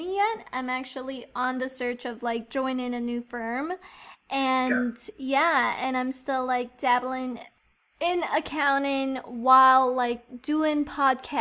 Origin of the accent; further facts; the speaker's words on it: New York, United States; I'm like from New York